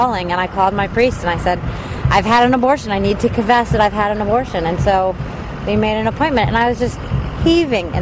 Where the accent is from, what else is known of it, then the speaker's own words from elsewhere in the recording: Charlotte, North Carolina, United States; also born or lived in Washington, D.C.; Charlotte, North Carolina